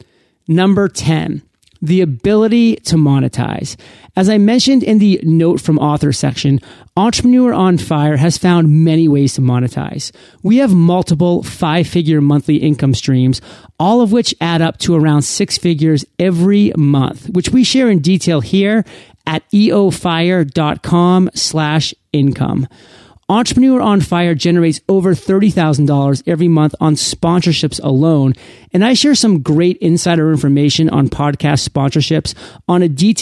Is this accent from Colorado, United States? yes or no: no; Maine, United States; moved away as an adult; This opportunity was way across the country in my home state of Maine, a place that I had left 13 years prior when I left for college.